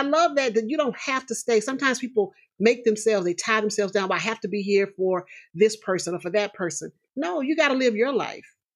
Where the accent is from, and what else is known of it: Houston, Texas, United States; moved away as an adult; also born or lived in Seattle; now in Omaha, United States